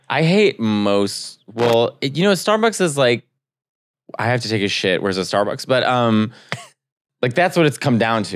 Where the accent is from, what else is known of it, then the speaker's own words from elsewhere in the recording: Arlington Heights, Illinois, United States; I'm from Arlington Heights in Chicago.